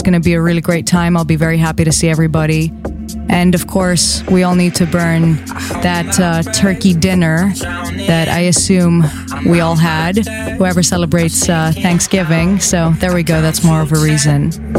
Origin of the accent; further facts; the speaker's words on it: Greece; now in New York, United States; Athens, Greece, which is my home country.